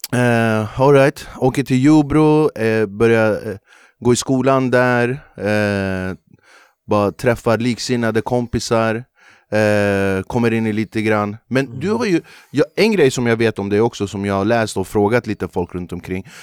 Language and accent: Swedish; Flemingsberg, Stockholm County, Sweden; när jag är uppvuxen i Flemingsberg